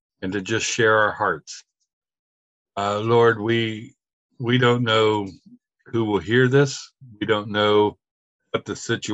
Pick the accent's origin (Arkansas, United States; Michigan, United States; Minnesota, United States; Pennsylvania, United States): Pennsylvania, United States; Pittsburgh; I'm from Pittsburgh, from Pennsylvania